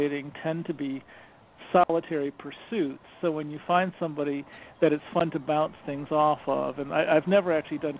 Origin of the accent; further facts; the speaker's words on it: Binghamton, New York, United States; moved away as an adult; also born or lived in Providence, Rhode Island; I grew up in Binghamton, New York